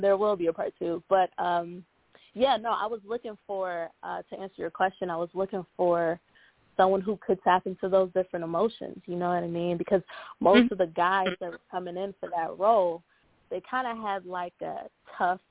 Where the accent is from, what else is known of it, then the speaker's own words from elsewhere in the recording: Cleveland, Ohio, United States; my hometown, Cleveland